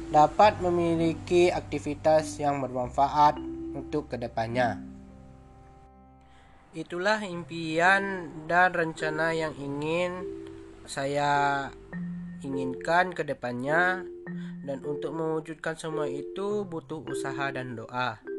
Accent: West Sumatra, Indonesia; now in Lampung, Indonesia; Saya berasal dari Sumatera Barat yang lebih tepatnya di Kabupaten Solok Selatan.

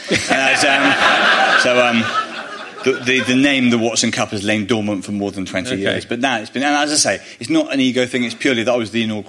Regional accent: Bristol, South West England, United Kingdom; my mum's Welsh. I've heard Welsh accents a lot. I grew up in Bristol.

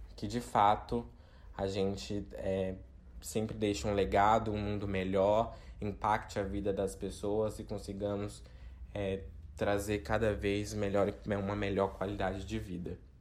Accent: Itamaraju, Bahia, Brazil; moved away as an adult; now in São Paulo, Brazil; nasci, cresci, fui criado é, em Itamaraju, aqui no extremo sul da Bahia

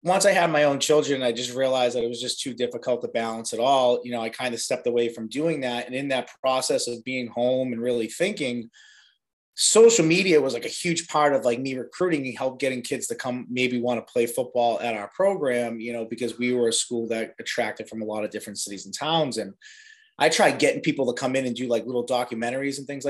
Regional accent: Medford, Massachusetts, United States; I'm from Medford. I grew up in Medford pretty much my entire life

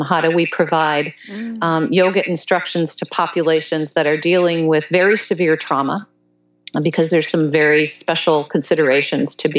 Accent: central Wisconsin, United States; moved away as an adult; also born or lived in East Coast; I grew up in the Midwest in central Wisconsin

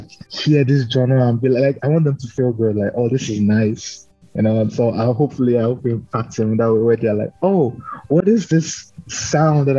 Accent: Nigeria; moved away as an adult; now in Newfoundland and Labrador, Canada; As a Nigerian

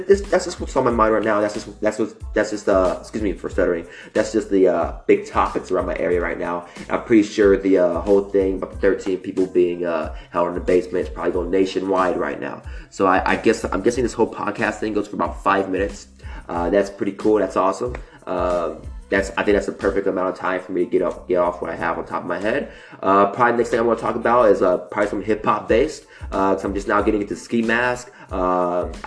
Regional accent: Mississippi, United States; moved away as an adult; now in California, United States; I'm originally from Mississippi. I didn't move to California until like 6 months ago, 6 or 7 months ago.

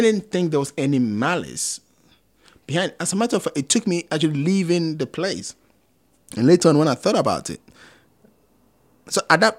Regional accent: Kumasi, Ashanti, Ghana; now in United Kingdom; I'm from Kumasi

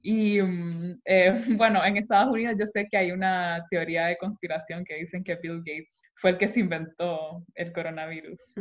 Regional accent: Honduras; also born or lived in Austria; nosotros como hondureños

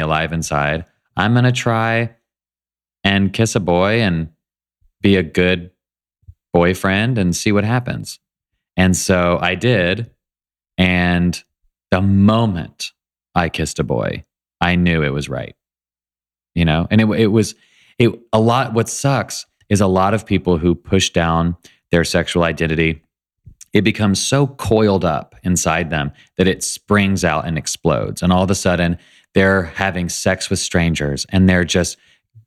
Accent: Nashville, Tennessee, United States; I was raised in Nashville by amazing parents

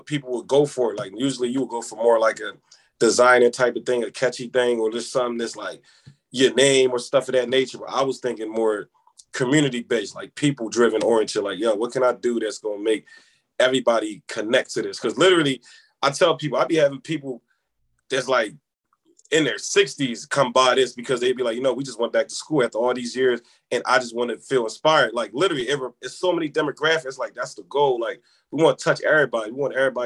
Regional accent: Philadelphia, Pennsylvania, United States; also born or lived in Senegal; growing up in Philly

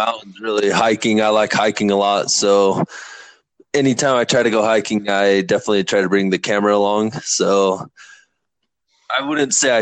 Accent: Tooele, Utah, United States; moved away as an adult; also born or lived in Kearns, Utah / Cascade, Idaho; Lived in Tooele, Utah till I was 19 years old, and then got married and with my wife Brianna, moved up north into Idaho

